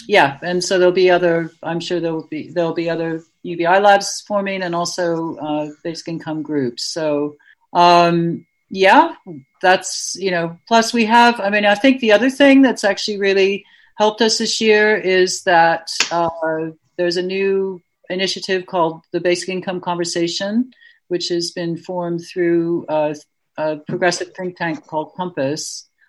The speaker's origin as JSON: {"language": "English", "region": "Ohio", "country": "United States", "also_born_or_lived": "California / Washington, D.C.", "said": "I'm from Ohio, mainly. I was born in California near Berkeley, and I lived in near Washington, D.C., and I also spent some time in New Hampshire and in Boston."}